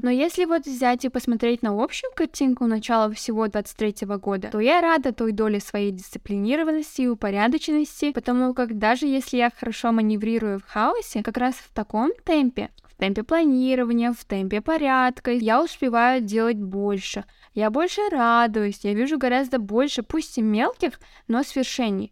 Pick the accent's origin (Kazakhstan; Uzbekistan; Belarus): Kazakhstan; first language Kazakh; я самоидентифицируюсь как казашка